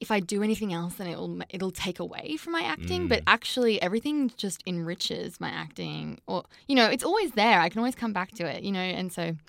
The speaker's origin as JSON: {"language": "English", "town": "Sydney", "region": "New South Wales", "country": "Australia", "tie": "born or raised there", "said": "I grew up in Sydney, so I've been bopping around here my whole life"}